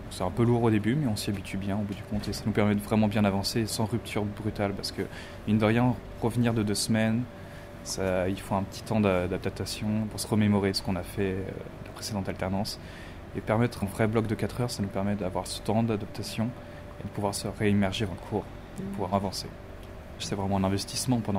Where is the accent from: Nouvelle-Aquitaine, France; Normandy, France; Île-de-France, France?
Île-de-France, France; Moi, je suis région parisienne, mais vraiment du côté campagne, vraiment dans le sud de, Paris. Je, suis pas de Paris même.